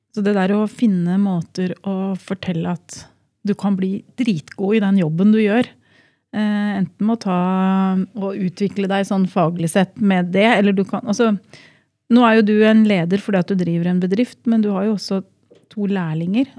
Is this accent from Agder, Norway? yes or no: no; Drammen, Buskerud, Norway; Jeg er jo fra Drammensområdet